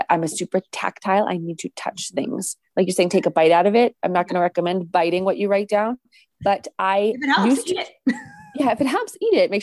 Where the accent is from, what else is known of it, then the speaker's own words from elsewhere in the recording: New England, United States; also born or lived in Massachusetts; having been born and bred and raised in New England